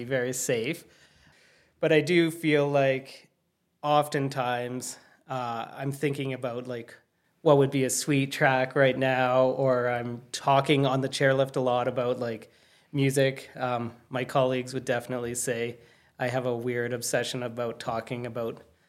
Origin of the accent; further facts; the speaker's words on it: Calgary, Alberta, Canada; now in Banff, Canada; growing up in Calgary, it was the same